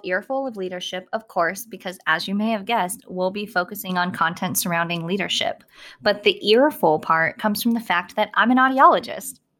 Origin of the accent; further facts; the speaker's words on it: Southern California, United States; moved away as an adult; also born or lived in Texas; now in Maryland, United States; I'm from Southern California